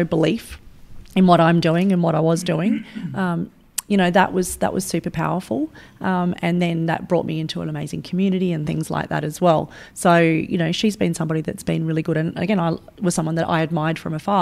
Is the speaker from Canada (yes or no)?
no; Sydney, New South Wales, Australia; I grew up in Western Sydney